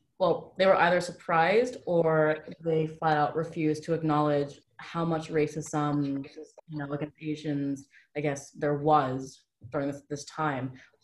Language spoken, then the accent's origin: English; San Diego, California, United States; I'm from San Diego.